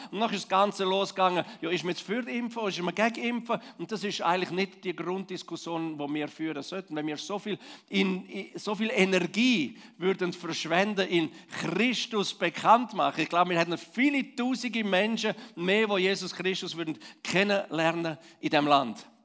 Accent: Switzerland; vielleicht uns als Schweizer, als Liebchristen im ganz Allgemeinen?

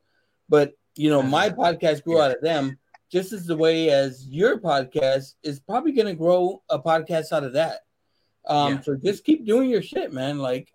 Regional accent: San Antonio, Texas, United States; I'm from San Antonio. I'm here in San Antonio.

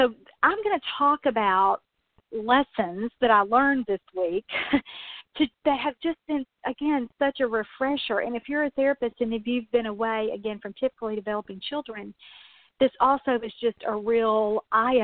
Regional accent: Mississippi, United States; also born or lived in Louisville, Kentucky; now in Kentucky, United States; the town I grew up in Mississippi when I was a little girl

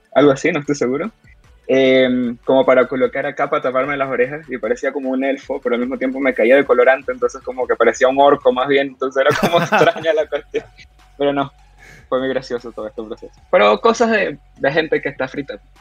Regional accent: Venezuela; moved away as an adult; now in Chile; la crisis que, está, que estamos pasando, ya, como que venezolanos

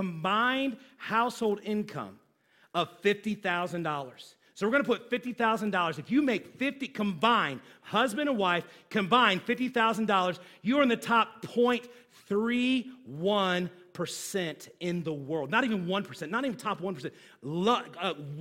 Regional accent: United States; as American

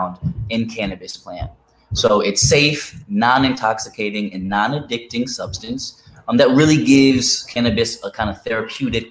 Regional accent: Ithaca, New York, United States; I grew up in Ithaca, New York as well.

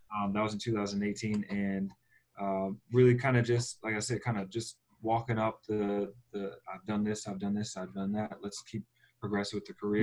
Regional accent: Philadelphia, Pennsylvania, United States; now in Phoenix, United States; we're from Philly

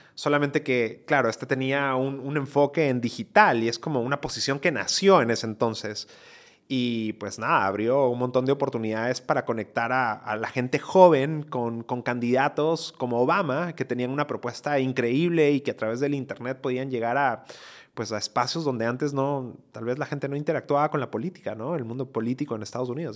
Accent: Ecuador; moved away as an adult; also born or lived in United States; migré de Ecuador, yo soy ecuatoriano, eh, esto lo hice cuando estaba en la universidad en Ecuador

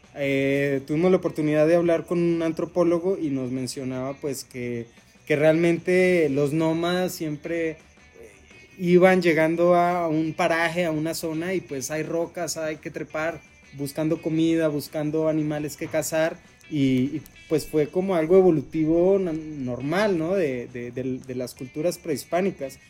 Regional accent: Mexico; que nos arraiga a nuestro país, a nuestro territorio, a, a nuestra cultura

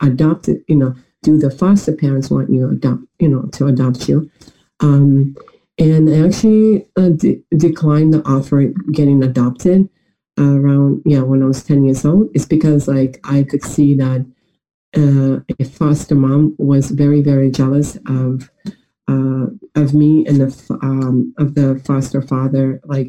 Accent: Atlanta, Georgia, United States; now in Moscow, Russia; But my hometown is actually, in America, Atlanta, Georgia. So I live in Atlanta, Georgia, and Russia at the same time.

